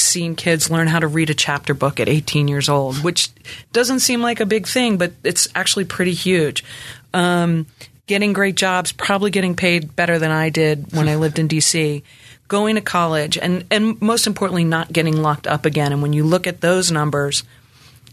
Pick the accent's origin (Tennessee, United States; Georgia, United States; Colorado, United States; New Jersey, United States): New Jersey, United States; Camden County; moved away as an adult; now in Memphis, United States; where I come from in New Jersey, I come from Camden County